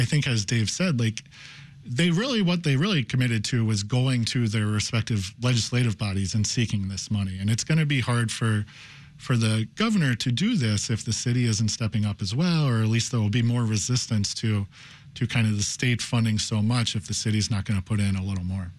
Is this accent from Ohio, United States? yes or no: yes; Cincinnati, Ohio, United States; now in Chicago, United States; I'm from Cincinnati